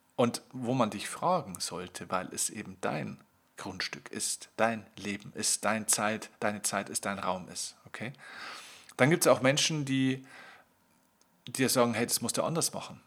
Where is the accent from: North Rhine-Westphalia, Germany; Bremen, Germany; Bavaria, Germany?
Bavaria, Germany; bei uns in Bayern